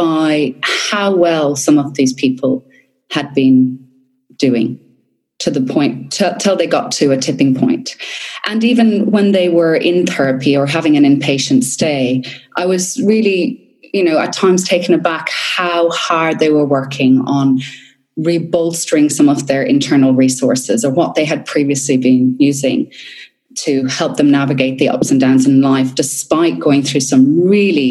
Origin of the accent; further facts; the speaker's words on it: Ireland; now in Australia; where I grew up in Ireland, you know, I grew up in the country